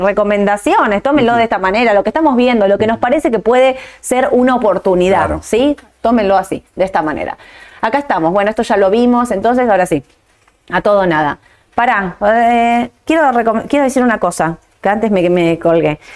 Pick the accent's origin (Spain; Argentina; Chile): Argentina; mi opinión como argentina